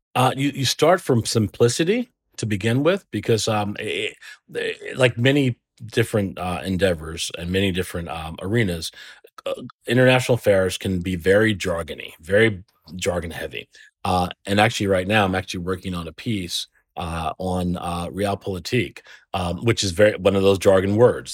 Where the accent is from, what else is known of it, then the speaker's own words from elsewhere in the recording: Trenton, New Jersey, United States; I'm from Trenton